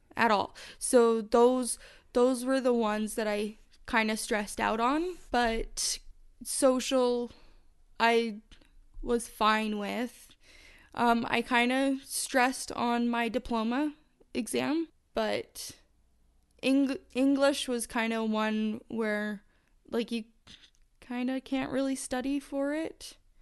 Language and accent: English; Calgary, Alberta, Canada; I'm from Calgary, Alberta, Canada